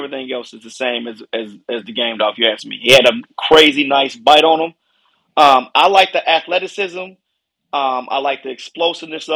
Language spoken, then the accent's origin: English; Chicago, Illinois, United States; moved away as an adult; now in St. Louis, United States; I'm originally from Chicago